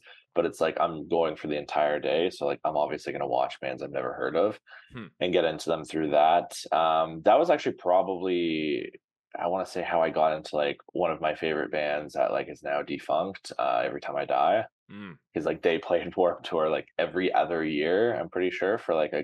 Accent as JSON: {"language": "English", "town": "Brampton", "region": "Ontario", "country": "Canada", "tie": "born or raised there", "said": "I grew up in Brampton, shout out Flower City"}